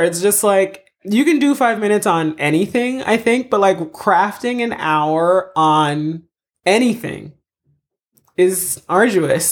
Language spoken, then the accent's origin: English; United States; moved away as an adult; also born or lived in Haiti / Florida / Massachusetts / Boston; now in Los Angeles, United States; I mostly grew up in Florida, in Massachusetts